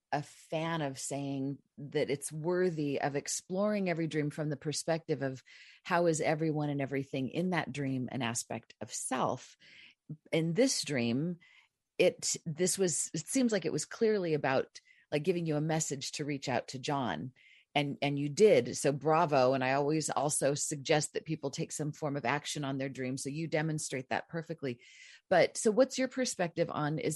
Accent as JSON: {"language": "English", "town": "Whittier", "region": "California", "country": "United States", "tie": "born or raised there", "said": "I'm still like besties with the girls I grew up with in Whittier"}